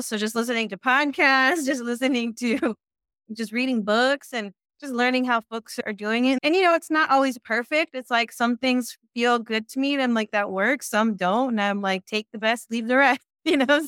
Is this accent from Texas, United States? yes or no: no; San Francisco, California, United States; also born or lived in East Bay, California; I was born in San Francisco and raised in San Francisco, and I've been in the Bay Area pretty much my whole life